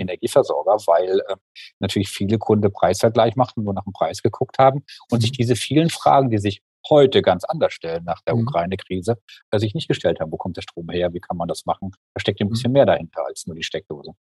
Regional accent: Mülheim an der Ruhr, North Rhine-Westphalia, Germany; moved away as an adult; now in Freiburg, Germany; ich hab in Mühlheim an der Ruhr ähm, ja? ich die ganze Zeit gewohnt und bin mhm. jetzt quasi erst seit sechs Jahren hier nach Freiburg gezogen

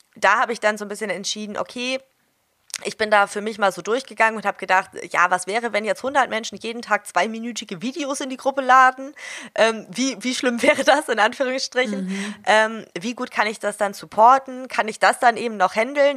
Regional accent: Hamburg, Germany; ich komme aus Hamburg

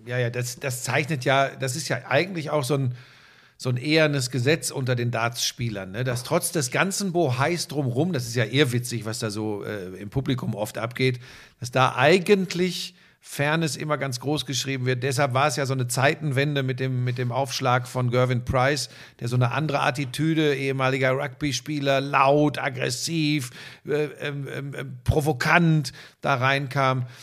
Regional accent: Hagen, North Rhine-Westphalia, Germany; wir sind ja beides Hagener Jungs. Wir kommen ja beide aus Hagen

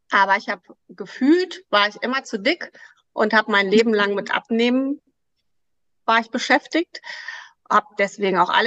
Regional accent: Krefeld, North Rhine-Westphalia, Germany

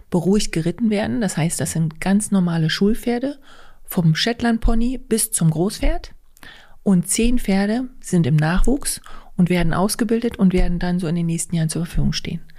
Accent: Güssefeld, Saxony-Anhalt, Germany; Ähm, ich komme aus Güssefeld, das ist bei Kalbemilde in der schönen Altmark.

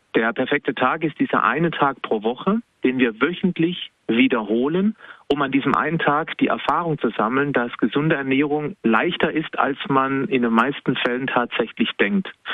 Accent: Baden-Württemberg, Germany; lebe noch im Badener Ländle, also ganz klar Badener

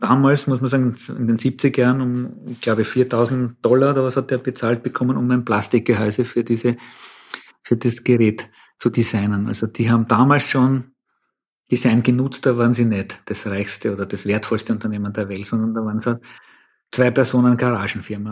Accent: Austria; bei uns in Österreich

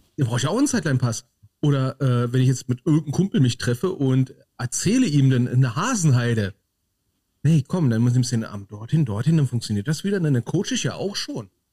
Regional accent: North Rhine-Westphalia, Germany; bei uns in Nordrhein-Westfalen

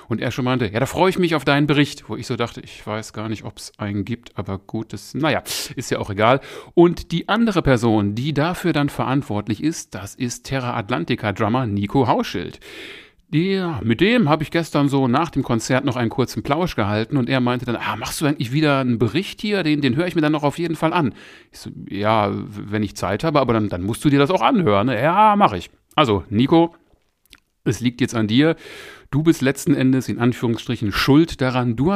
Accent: Essen, North Rhine-Westphalia, Germany; now in Moers, Germany; Essen ist, wie ich ja schon mal an anderer Stelle erwähnt habe, meine alte Heimatstadt. Und da ist man ja immer gerne mal wieder, wenn man jetzt hier so in Mörs eher, naja, ländlich wohnt.

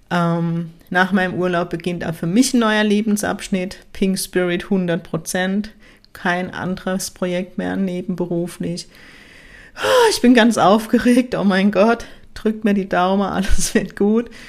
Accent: Ziegelhausen, Baden-Württemberg, Germany; Und ähm, der Ort, wo ich herkomme, heißt Ziegelhausen

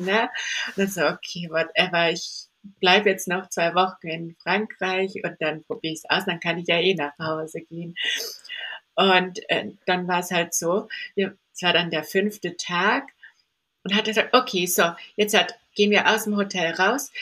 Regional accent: Candolim, Goa, India; now in Stuttgart, Germany; ich bin in Indien aufgewachsen, ich bin barfuß rumgelaufen im Dschungel.

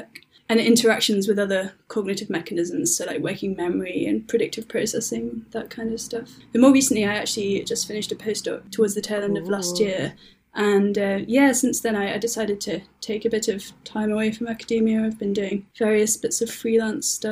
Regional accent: Leeds, Yorkshire and the Humber, United Kingdom; moved away as an adult; also born or lived in South of England / Wales; I'm from the UK. I grew up in Yorkshire, which is in Northern England.

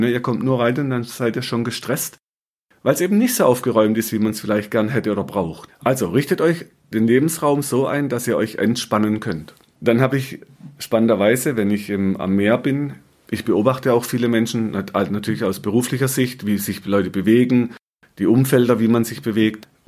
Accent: Baden-Württemberg, Germany; Ich komme aus dem Schwarzwald, ich liebe Feuer machen.

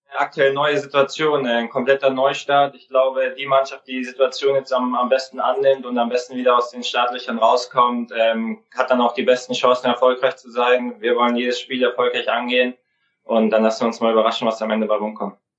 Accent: Kaufering, Bavaria, Germany; now in Mönchengladbach, Germany; Ich bin in Kaufen aufgewachsen

